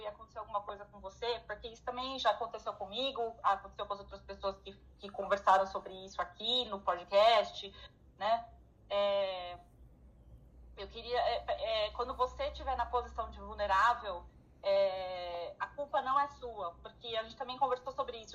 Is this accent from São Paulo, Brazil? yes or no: yes; São Paulo, Brazil; now in Ireland; eu sou de São Paulo. São Paulo fala startup